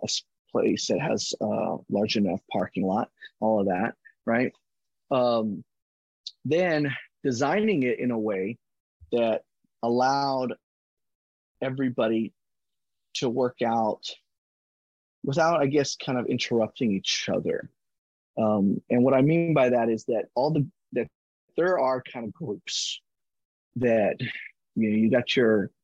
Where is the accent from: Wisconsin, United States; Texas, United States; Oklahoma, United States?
Texas, United States; Kingsville; I grew up in Kingsville